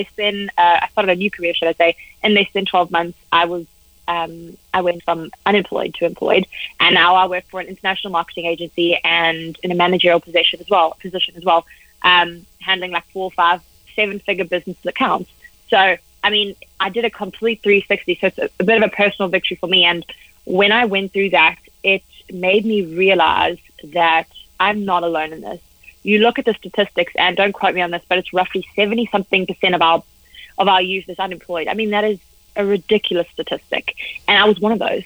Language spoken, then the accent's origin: English; South Africa; I'm proudly South African